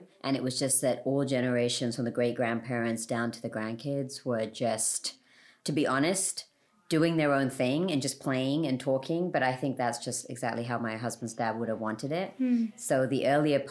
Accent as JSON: {"language": "English", "region": "London", "country": "United Kingdom", "said": "My family is Sri Lankan. I'm from London."}